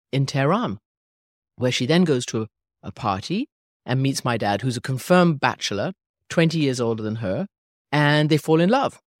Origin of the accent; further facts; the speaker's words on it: England, United Kingdom; born there; Yes, so I was born in England. My mother is English. My father was Iranian